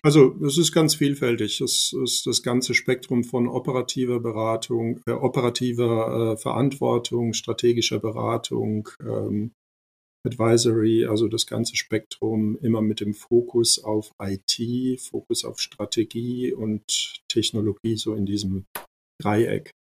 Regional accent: Ludwigshafen, Rhineland-Palatinate, Germany; German is a second language; also born or lived in former Yugoslavia / Mannheim / Heidelberg; ich bin in Ludwigshafen aufgewachsen, mhm. bin dann in Mannheim zur Schule gegangen

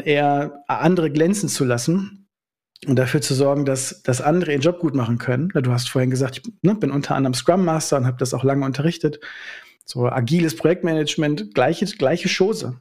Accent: North Rhine-Westphalia, Germany; also born or lived in Schaumburger Land / Obernkirchen; now in Berlin, Germany; Ich bin eigentlich Ostwestfale

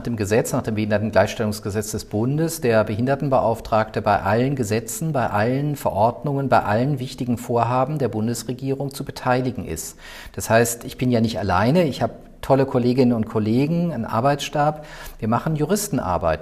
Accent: Mannheim-Heidelberg area, Baden-Württemberg, Germany; moved away as an adult; also born or lived in Würzburg / Rostock / Brandenburg; now in Berlin, Germany; Ich komme eigentlich aus der Ecke Mannheim-Heidelberg

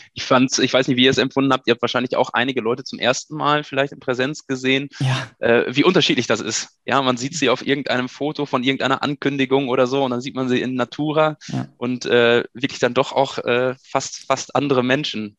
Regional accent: Germany; also born or lived in Münster / Dortmund; ins schöne Haus gekommen seid, meinem Geburtsort.

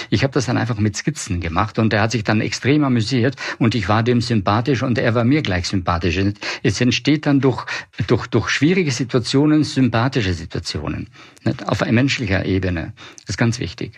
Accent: Puster Valley, South Tyrol, Trentino-Alto Adige, Italy; moved away as an adult; also born or lived in Milan / Weimar; ich komme aus den Dolomiten, aus dem Pustertal, Südtirol

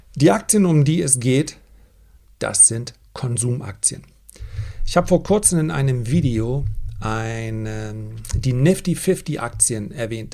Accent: Flensburg, Schleswig-Holstein, Germany; ich komme aus Flensburg und ich studiere Sport

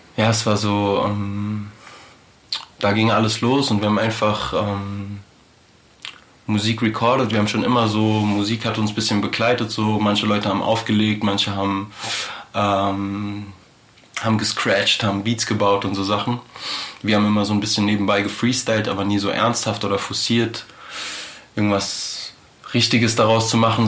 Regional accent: Frankfurt, Hesse, Germany; wir sind halt alle in Frankfurt aufgewachsen

